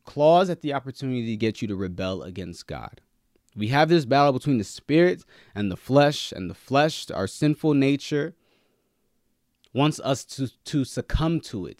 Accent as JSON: {"language": "English", "country": "Nigeria", "said": "I'm Nigerian, right? So I, we were raised to be the best."}